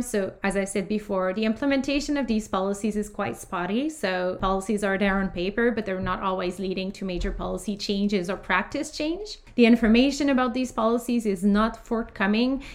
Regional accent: Canada; as Canadian

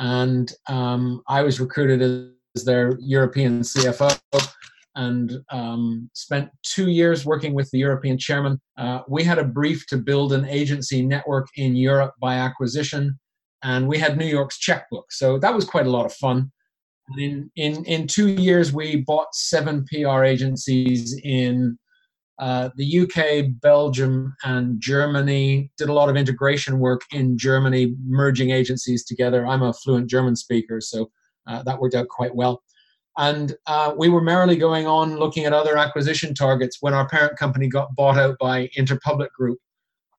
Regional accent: Canada; accent: Canadian; moved away as an adult; also born or lived in Switzerland; now in London, United Kingdom; I'm originally from Canada, hence the accent, although occasionally I get told people think I'm Irish

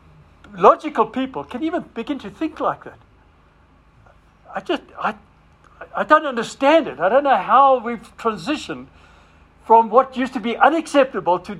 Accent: Zimbabwe; moved away; I was a Roynick from Rhodesia

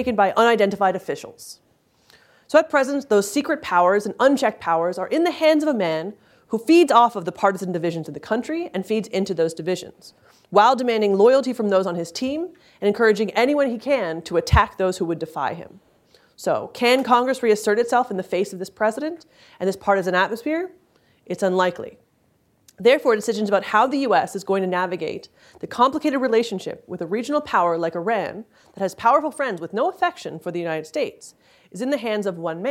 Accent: Canada; I'm Canadian

